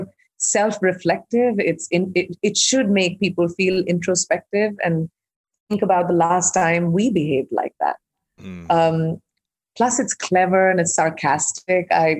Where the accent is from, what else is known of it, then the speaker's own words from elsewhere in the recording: India; also born or lived in Iowa; I'm an Indian who's grown up in India